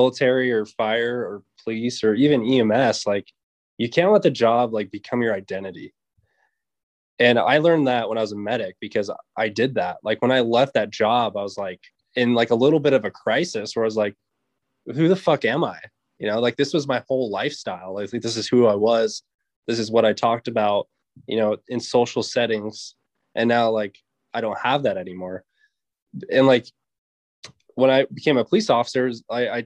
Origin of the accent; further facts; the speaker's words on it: San Diego, California, United States; growing up in San Diego